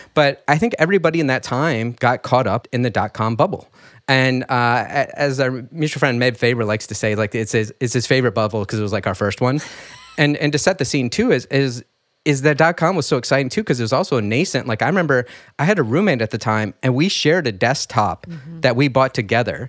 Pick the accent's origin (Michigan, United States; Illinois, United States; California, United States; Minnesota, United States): Michigan, United States; rural; I grew up in rural Michigan